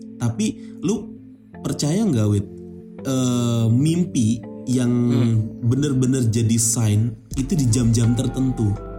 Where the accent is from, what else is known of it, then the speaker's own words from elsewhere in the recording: Indonesia; kita orang Indonesia